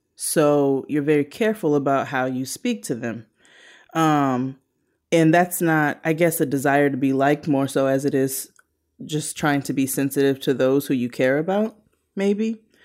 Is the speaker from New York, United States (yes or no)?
yes; New York City, New York, United States; I'm, I'm from Brooklyn